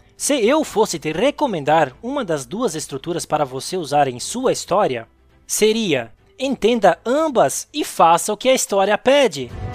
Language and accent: Portuguese; Santa Catarina, Brazil; eu sou natural de Santa Catarina, um estado do sul do Brasil